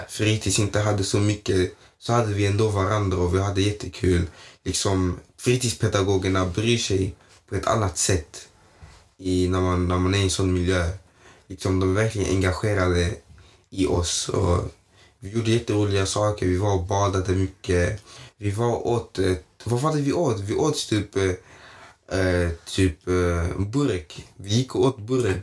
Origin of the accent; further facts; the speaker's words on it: Malmö, Skåne, Sweden; jag är uppväxt i Nydala i Malmö